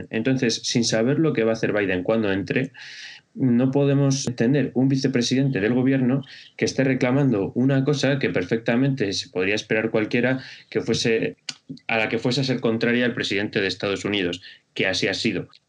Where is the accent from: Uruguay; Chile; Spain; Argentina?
Spain; nos concierne a nosotros como, españoles